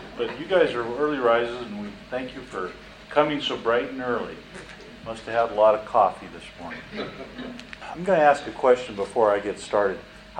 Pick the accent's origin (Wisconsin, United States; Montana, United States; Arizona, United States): Montana, United States; Lewis and Clark County; I'm from Lewis and Clark County. I grew up there.